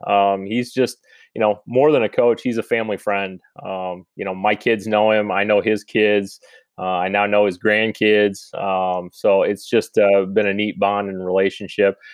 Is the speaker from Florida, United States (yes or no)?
no; Ogden, Iowa, United States; moved away as an adult; now in Van Meter, United States; I'm originally from Ogden, Iowa, so just north of where I currently am. I went to high school there